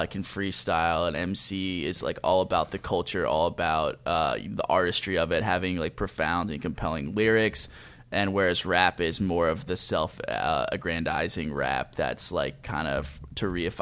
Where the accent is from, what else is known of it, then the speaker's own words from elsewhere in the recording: Lancaster, Pennsylvania, United States; I'm from Lancaster, Pennsylvania